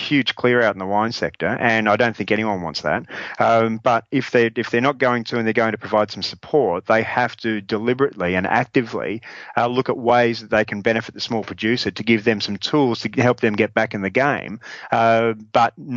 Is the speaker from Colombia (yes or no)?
no; Australia; now in Dijon, France; as an Australian